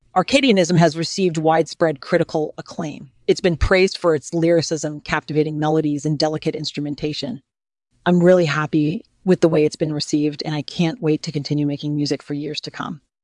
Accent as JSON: {"language": "English", "region": "Midwest", "country": "United States", "tie": "born or raised there", "moved": "as an adult", "lives_now": "Los Angeles, United States", "said": "I was born and raised in the Midwest"}